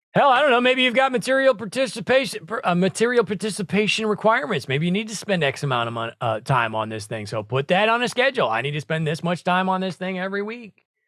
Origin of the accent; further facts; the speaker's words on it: Branson, Missouri, United States; Branson, Missouri, same thing. That's where I grew up in the Midwest.